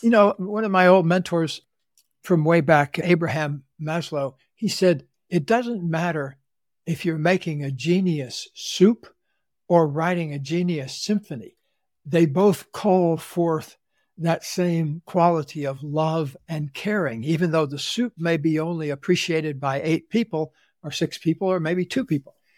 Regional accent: Central Florida, United States; I grew up in the Deep South in Central Florida

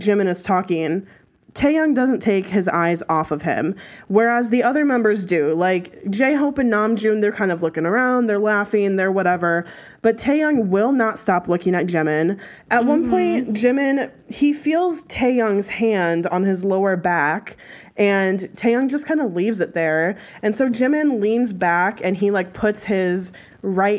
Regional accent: United States; We're American

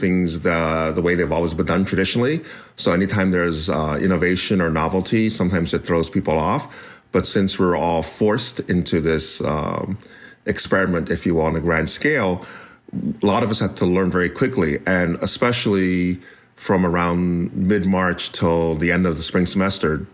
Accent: United States; the one I was raised in as an American born Chinese

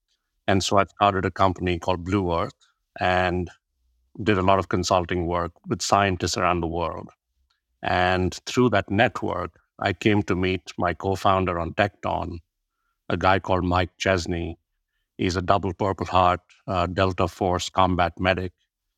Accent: India; my background is born and brought up in India, and my dad was a fighter pilot. So I went to 13 different schools in 6 different states, spoke 4 or 5 different languages.

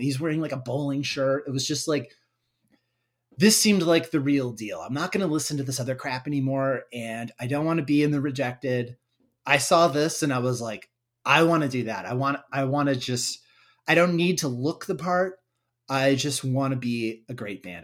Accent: United States; my hometown, Waukee

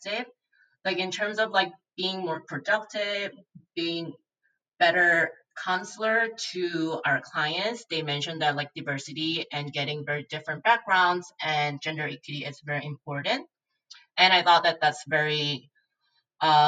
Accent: Seoul, South Korea; moved away as an adult; now in New Jersey, United States; I born and grew up in Seoul, Korea for my entire life before coming to US for MBA in 2017.

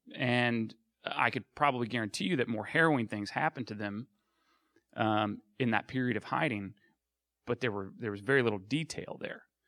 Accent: Arkansas, United States; I grew up in Arkansas

